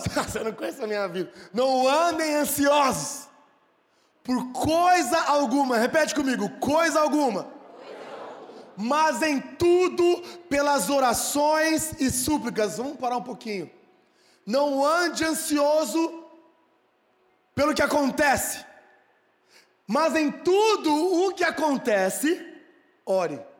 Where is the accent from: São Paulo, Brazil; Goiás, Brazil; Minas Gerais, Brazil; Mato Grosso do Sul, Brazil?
São Paulo, Brazil; Sertãozinho; Eu nasci em Sertãozinho.